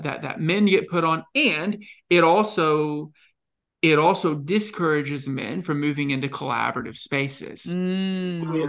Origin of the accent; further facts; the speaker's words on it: Texas, United States; accent: thick southern; I grew up in Texas. Uh, I had a thick southern accent, very flat, ha, very flat vowel